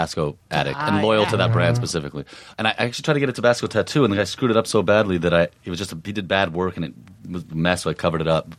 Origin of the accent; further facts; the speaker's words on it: San Francisco, California, United States; moved away; I'm from San Francisco.